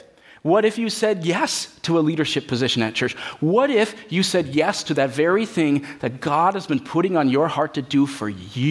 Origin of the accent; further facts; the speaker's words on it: United States; as American Christians